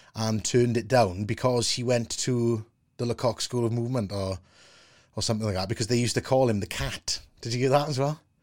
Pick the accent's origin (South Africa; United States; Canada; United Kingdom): United Kingdom; Wales; being a Welshman